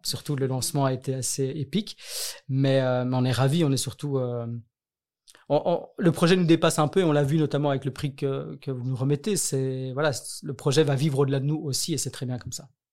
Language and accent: French; Brussels, Brussels-Capital Region, Belgium; Et je viens de Bruxelles. J'ai toujours vécu à Bruxelles.